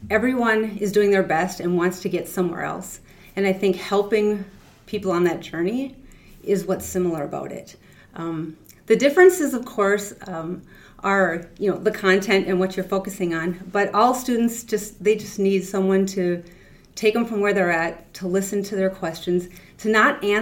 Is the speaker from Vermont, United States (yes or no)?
no; Hinckley, Minnesota, United States; also born or lived in Willow River, Minnesota; I grew up in Hinckley, small town, Minnesota